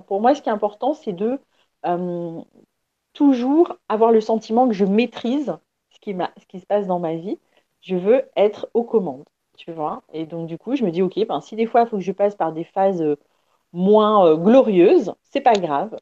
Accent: Paris, Île-de-France, France; je suis née à Paris

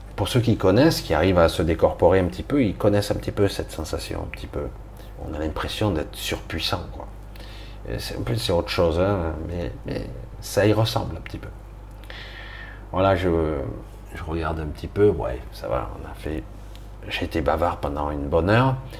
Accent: France; je suis français

